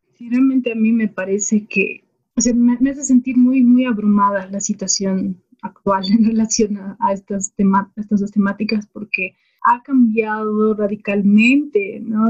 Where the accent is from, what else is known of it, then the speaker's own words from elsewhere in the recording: Bolivia; toda esa época de entender la diversidad que existía en mi país